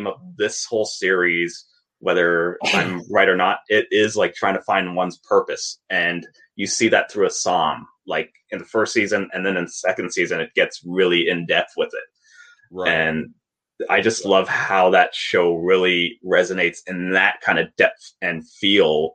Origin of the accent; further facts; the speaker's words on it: Canada; I'm Canadian.